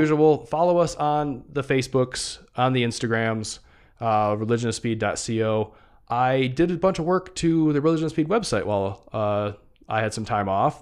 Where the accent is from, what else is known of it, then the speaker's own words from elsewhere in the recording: Michigan, United States; my home state